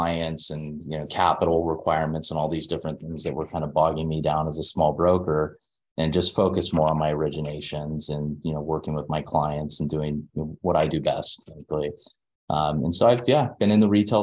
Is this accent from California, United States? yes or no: yes; Anaheim, California, United States; I grew up in Anaheim Hills